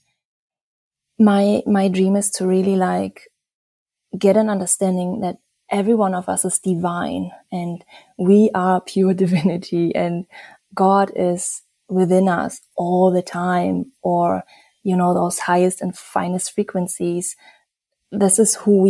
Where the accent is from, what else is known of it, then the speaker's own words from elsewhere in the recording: Germany; also born or lived in Bali, Indonesia / Berlin, Germany; I'm originally from Germany, and I'm also half Indonesian, and I live a Bali, Berlin kind of life